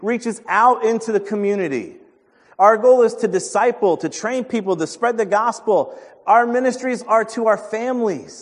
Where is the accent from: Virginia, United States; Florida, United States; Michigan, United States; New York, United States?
New York, United States; Well, I'm from New York.